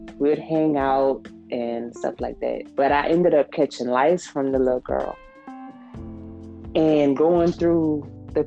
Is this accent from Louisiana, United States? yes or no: yes; Lafayette, Louisiana, United States; I'm from Lafayette, Louisiana